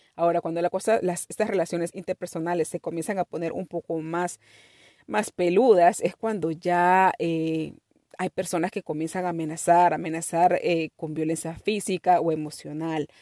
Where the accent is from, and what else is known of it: Peru